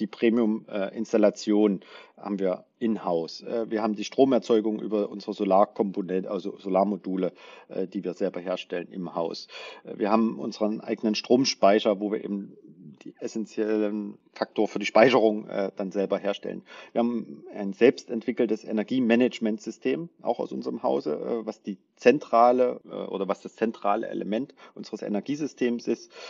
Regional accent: near Dresden, Saxony, Germany; Ich bin bei Dresden aufgewachsen in einer Handwerkerfamilie.

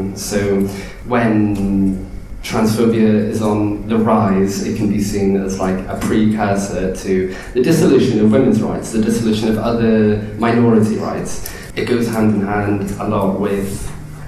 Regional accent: Ireland; now in London, United Kingdom; I'm just Irish

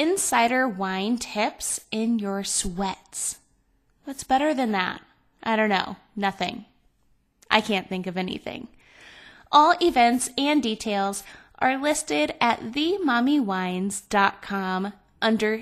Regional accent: Cleveland, Ohio, United States; moved away; also born or lived in Las Vegas; I grew up in Ohio. I lived in Cleveland where it like snowed and rained and all this stuff

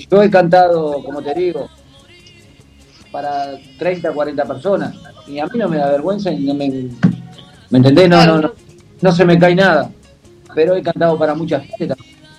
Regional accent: Uruguay; yo soy uruguayo

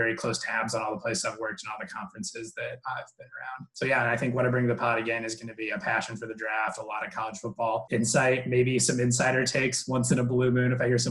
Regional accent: South Bend, Indiana, United States; also born or lived in Wisconsin; now in Oklahoma, United States; I spent most of my youth growing up in South Bend, Indiana.

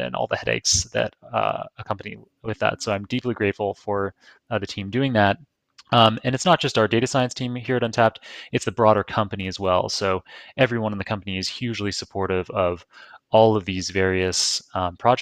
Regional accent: Toronto, Ontario, Canada; now in New York, United States; I live in New York, but I'm from Toronto

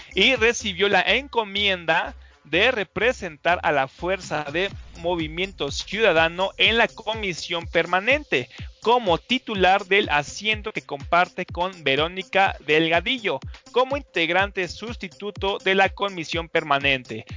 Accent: Mexico

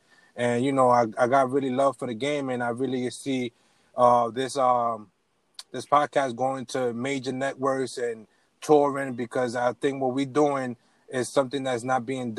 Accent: New York City, New York, United States; I come from Far Rock.

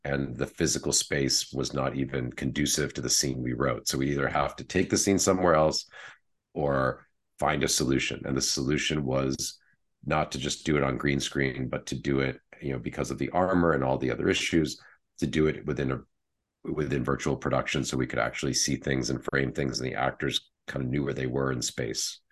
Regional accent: Wellesley, Massachusetts, United States; moved away as an adult; also born or lived in London; I was raised just outside Boston in Wellesley, Massachusetts

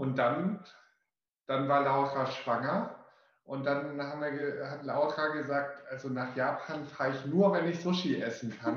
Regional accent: Wilhelmshaven, Lower Saxony, Germany; now in Hamburg, Germany; Ich aus Wilhelmshaven

